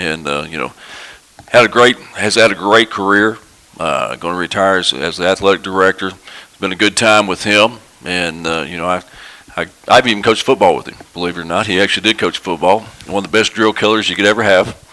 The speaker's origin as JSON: {"language": "English", "town": "Farmington", "region": "Arkansas", "country": "United States", "tie": "born or raised there", "said": "I grew up here in Farmington, went to school in Farmington, and, and I coach and teach here in Farmington"}